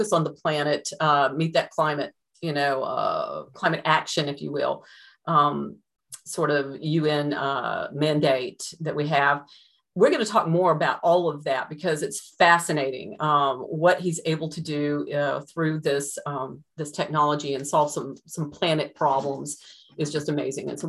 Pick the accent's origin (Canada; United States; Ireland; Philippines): Ireland; So, yay, I'm Irish, as you can tell.